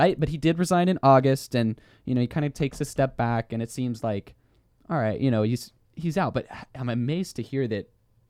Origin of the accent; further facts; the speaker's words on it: Texas, United States; Yeah, we're both from Texas.